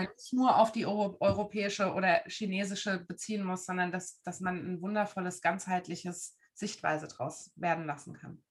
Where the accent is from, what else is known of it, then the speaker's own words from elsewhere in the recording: Frankfurt am Main, Hesse, Germany; moved away as an adult; now in Dresden, Germany; Ich komme eigentlich aus Frankfurt am Main. Da bin ich groß geworden